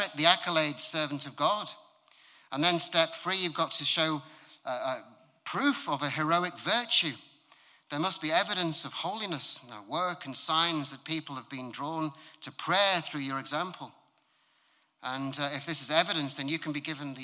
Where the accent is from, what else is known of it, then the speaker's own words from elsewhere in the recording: United Kingdom; I'm British